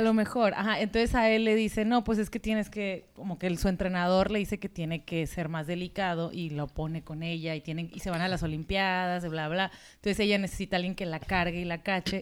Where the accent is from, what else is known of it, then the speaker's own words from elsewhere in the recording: Mexico; de México